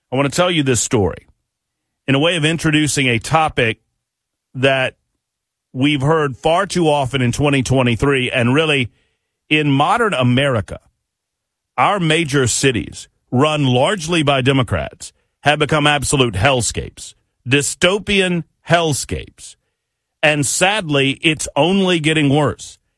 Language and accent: English; Nashville, Tennessee, United States; I normally emanate from Nashville. Well, I am from Nashville, Tennessee.